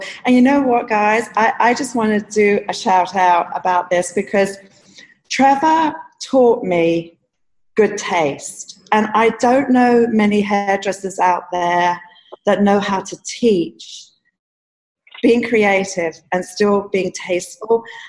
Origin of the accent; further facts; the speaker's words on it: London, United Kingdom; I'm just so thankful that I grew up in London under your guidance